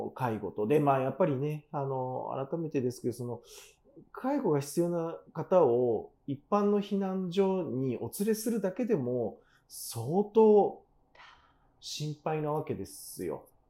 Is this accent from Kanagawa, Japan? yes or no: yes; Kanagawa, Japan; 父は熊本で母は大分なので、ね、だから親の血は九州なんですけど、うん、私は神奈川の生まれ